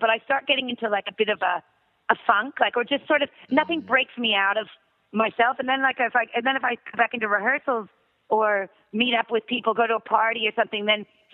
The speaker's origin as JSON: {"language": "English", "town": "Miami", "region": "Florida", "country": "United States", "tie": "born or raised there", "moved": "yes", "lives_now": "Australia", "said": "I grew up in Miami"}